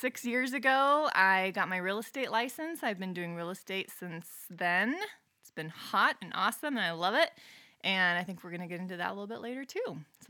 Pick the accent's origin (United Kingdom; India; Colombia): Colombia; Medellin, Antioquia; now in Los Angeles, United States; Yeah. So I grew up in Medellin, Colombia. That's how you say it in Spanish.